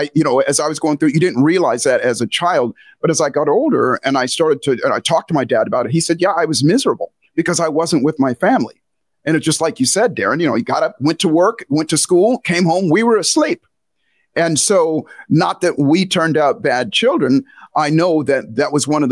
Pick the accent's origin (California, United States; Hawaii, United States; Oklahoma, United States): Hawaii, United States; You know, I was raised in a family, as you said, I was raised in Hawaii, or I spent a lot of time in Hawaii.